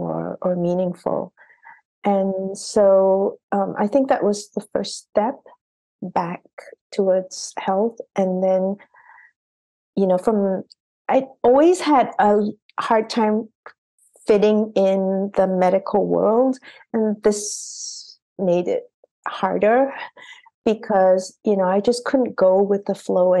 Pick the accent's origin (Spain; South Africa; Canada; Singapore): Singapore; moved away as an adult; also born or lived in Boston; I had come from a very regimented education system because I grew up in Singapore